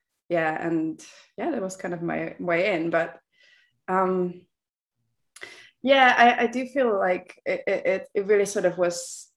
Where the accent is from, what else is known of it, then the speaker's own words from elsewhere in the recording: Czechia; now in Birmingham, United Kingdom; I grew up in the Czech Republic